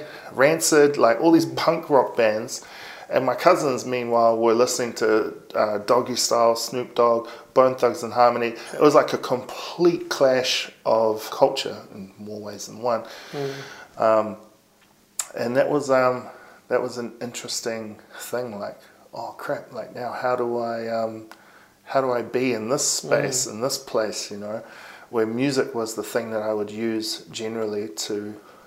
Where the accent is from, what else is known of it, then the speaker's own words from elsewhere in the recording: Palmerston North, Manawatū-Whanganui, New Zealand; growing up in Palmerston North, yeah, because I was in Palmy from, I think, from the age of like 6 or 7 till I was about 13.